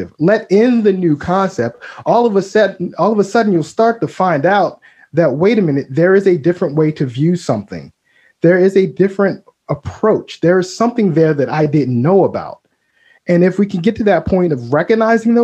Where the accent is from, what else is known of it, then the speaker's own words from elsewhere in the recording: Baltimore, Maryland, United States; I grew up in Baltimore